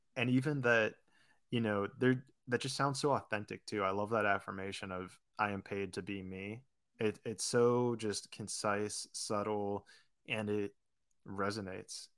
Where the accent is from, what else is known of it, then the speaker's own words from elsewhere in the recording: Pittsburgh, Pennsylvania, United States; moved away as an adult; also born or lived in Florida / California; I grew up in Pittsburgh, went to college in Florida